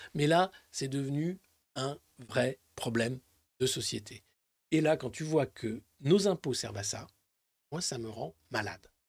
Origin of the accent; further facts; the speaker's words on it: Dijon, Bourgogne-Franche-Comté, France; c'est à Dijon, c'est ville, euh, c'est de là d'où je viens, Dijon